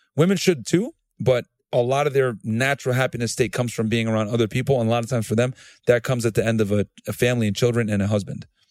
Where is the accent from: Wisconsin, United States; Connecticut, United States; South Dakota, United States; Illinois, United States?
Connecticut, United States; New Britain; moved away as an adult; also born or lived in Laredo, Texas; I grew up in, I'm from New Bern, Connecticut originally